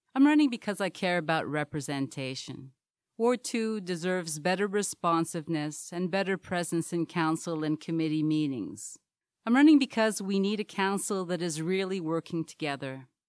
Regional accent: Montreal, Quebec, Canada; also born or lived in Trinidad; now in Hamilton, Canada; I was born in Trinidad, moved to Montreal at three, and grew up there

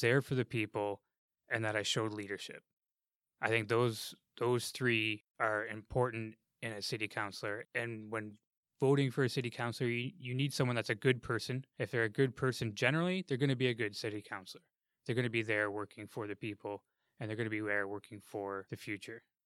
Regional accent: Ottawa, Ontario, Canada; now in Hamilton, Canada; I grew up in Ottawa, actually, where their transit system, their bus system is fantastic

